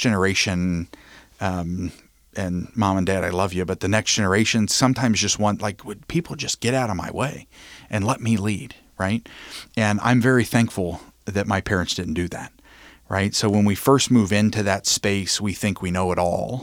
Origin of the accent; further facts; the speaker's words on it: Covington, Kentucky, United States; I'm born and raised in Covington, Kentucky.